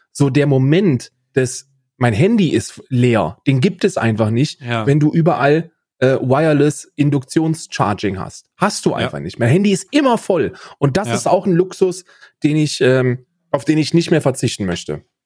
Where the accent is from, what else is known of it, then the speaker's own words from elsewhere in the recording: Germany; moved away as an adult; now in Ireland; als Deutscher